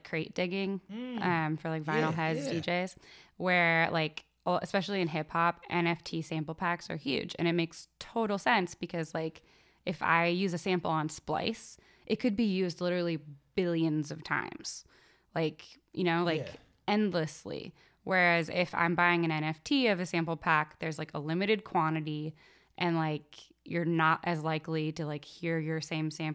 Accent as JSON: {"language": "English", "town": "Fullerton", "region": "California", "country": "United States", "tie": "born or raised there", "said": "Fullerton where I grew up."}